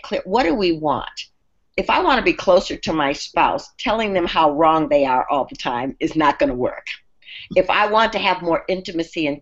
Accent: Minnesota, United States; I grew up in Minnesota

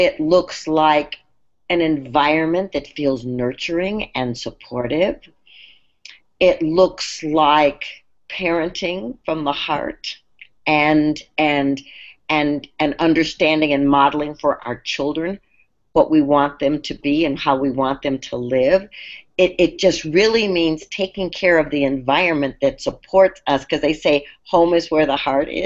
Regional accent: Minnesota, United States; I grew up in Minnesota

